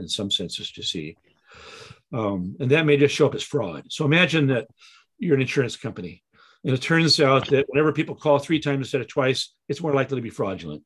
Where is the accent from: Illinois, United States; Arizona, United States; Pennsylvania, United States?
Illinois, United States; Chicago; moved away; I came from Chicago